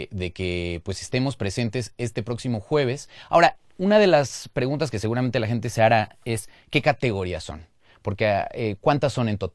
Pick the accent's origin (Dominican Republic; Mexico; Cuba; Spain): Mexico; Mexico City; nosotros como chilangos y chilangas